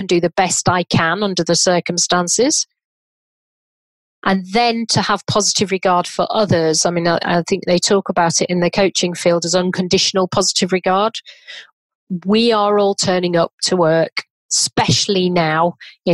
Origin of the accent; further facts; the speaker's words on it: Leeds, Yorkshire and the Humber, United Kingdom; from Leeds, and my mum was a dinner lady and my dad was a butcher.